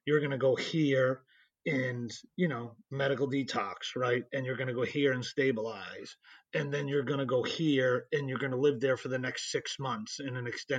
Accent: Boston, Massachusetts, United States; I grew up in the Boston area

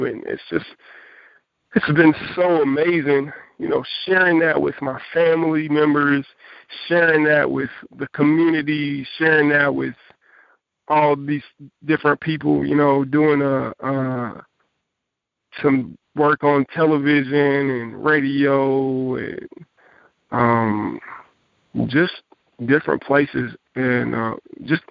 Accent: Jacksonville, Texas, United States; I've been pastoring a church in my hometown, Jacksonville, Texas

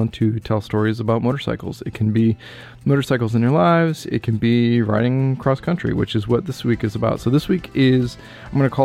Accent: Spokane, Washington, United States; my hometown here in Spokane

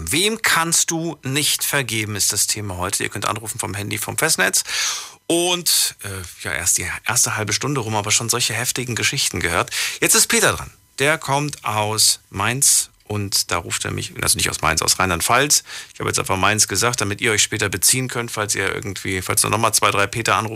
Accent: Poland; moved away; Ich komme aus Polen. Ich bin aus Polen, Polen. geboren. Guck mal. Und ja, ich habe ich hab Familie in der Slowakei.

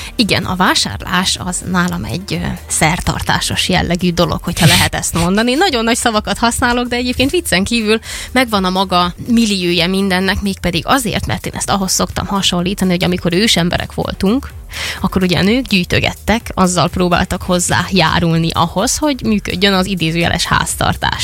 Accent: Vojvodina, Serbia; moved away; Amikor én gyerek voltam, én vajdasági vagyok, és ott volt ugye egy háború

